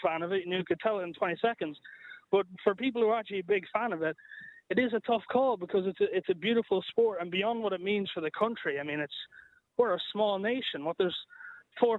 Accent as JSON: {"language": "English", "country": "Ireland", "said": "as Irish"}